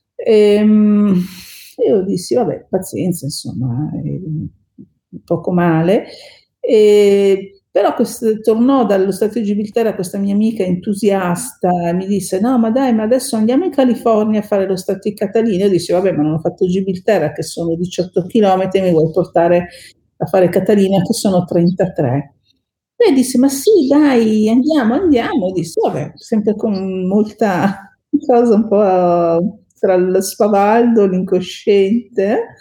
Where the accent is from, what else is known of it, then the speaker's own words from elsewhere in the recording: Bassano del Grappa, Veneto, Italy; moved away as an adult; now in Milan, Italy; io sono cresciuta mm, a Bassano del Grappa in provincia di Vicenza